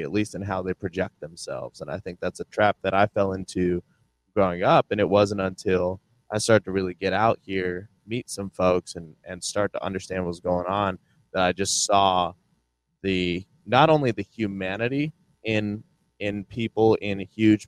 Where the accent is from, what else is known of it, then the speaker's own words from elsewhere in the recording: Ohio, United States; we grew up in Ohio